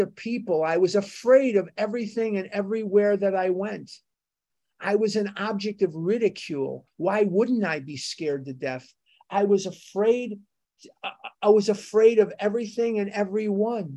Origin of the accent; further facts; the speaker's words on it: United States; I'm an American.